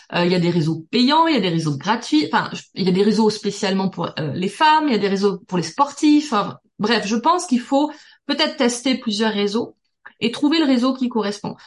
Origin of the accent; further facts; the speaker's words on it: Toulouse, Occitania, France; moved away as an adult; also born or lived in Paris; je viens de Toulouse